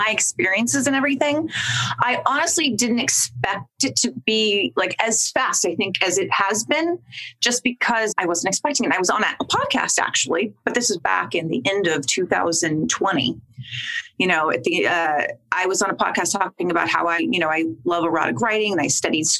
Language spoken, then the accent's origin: English; Long Beach, California, United States; Yeah, I'm from California. I'm actually from Long Beach, which it's LA adjacent, of course.